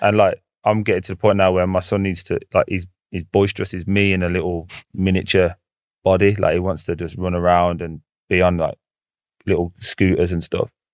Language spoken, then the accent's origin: English; England, United Kingdom; I'm, I'm from England.